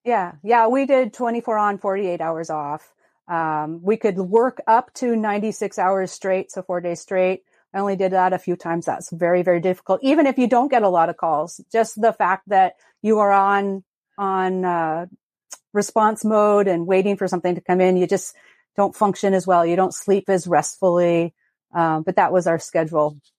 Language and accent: English; Longview, Washington, United States; I grew up in Southwest Washington in a town called Longview